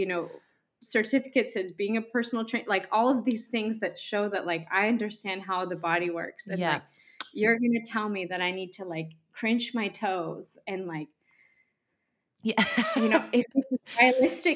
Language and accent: English; United States; moved away; also born or lived in Russia; I'm an American